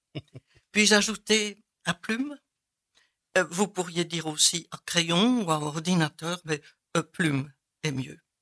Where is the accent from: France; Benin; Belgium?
Belgium; Soignies, Wallonia; now in Liège, Belgium; je viens de Soigny, une petite ville dans l'est de la partie picarde de la Belgique